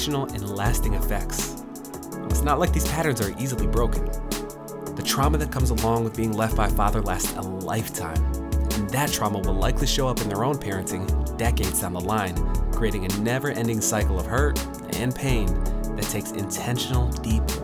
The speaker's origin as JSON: {"language": "English", "town": "Glens Falls", "region": "New York", "country": "United States", "tie": "born or raised there", "moved": "yes", "lives_now": "California, United States", "said": "I was born in Glens Falls, New York"}